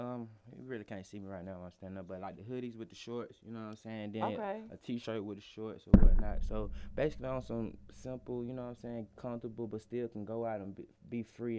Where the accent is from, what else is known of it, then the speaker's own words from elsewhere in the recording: College Park, Georgia, United States; I grew up in Dillwood, but I'm really from College Park, Project Air